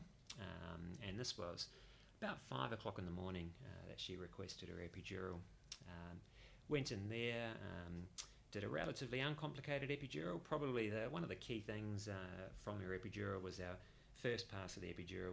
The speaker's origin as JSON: {"language": "English", "country": "New Zealand", "moved": "as an adult", "lives_now": "Perth, Australia", "said": "I'm a New Zealander originally and moved to Perth in 2006"}